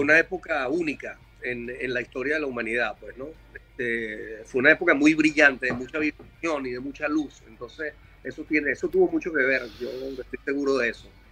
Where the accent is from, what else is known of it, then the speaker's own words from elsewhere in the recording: Caracas, Capital District, Venezuela; moved away; also born or lived in San Antonio de los Altos, Venezuela; nací en Caracas en el año 64.